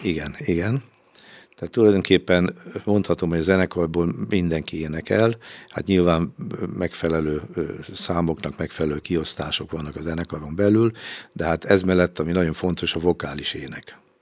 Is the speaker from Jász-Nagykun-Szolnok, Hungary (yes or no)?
no; Veszprém, Veszprém County, Hungary; mivel a Cserháton, ö, laktak, és én is ott laktam, ott is születtem, a Cserhát utca huszonnyolc számú házban